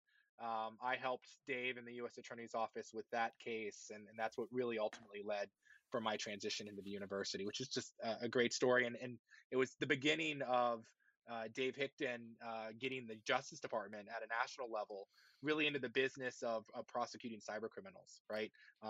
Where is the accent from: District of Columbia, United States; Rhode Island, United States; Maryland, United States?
District of Columbia, United States; Washington; I grew up in the Washington, D.C. area.